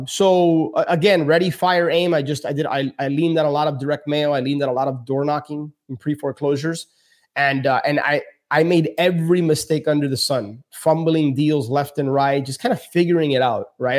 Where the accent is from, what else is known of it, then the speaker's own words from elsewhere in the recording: Miami, Florida, United States; born and raised in Miami, my parents are from Cuba